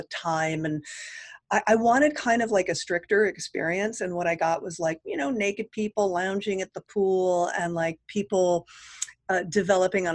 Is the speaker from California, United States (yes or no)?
yes; Mountain View, California, United States; moved away as an adult; also born or lived in Sunnyvale, California / Gilroy, California / Los Angeles; I am from Northern California. Uh-huh. I was born in Mountain View, California, and I lived in Sunnyvale and Gilroy before moving to beautiful Los Angeles